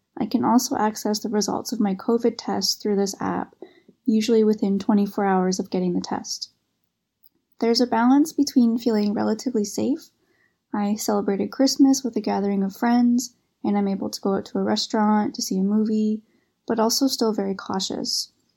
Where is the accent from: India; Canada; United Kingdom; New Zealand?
Canada; moved away as an adult; now in Beijing, China; I'm from Canada, currently living in Beijing, working at an international school